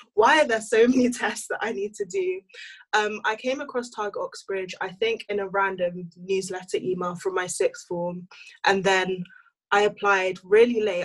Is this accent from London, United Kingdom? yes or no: yes; London, United Kingdom; moved away as an adult; also born or lived in Nigeria; now in Cambridge, United Kingdom; I'm Nigerian and I'm from Northwest London